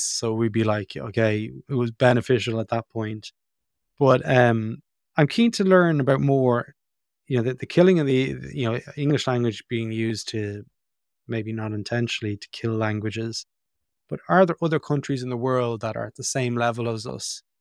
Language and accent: English; Ireland; born or raised there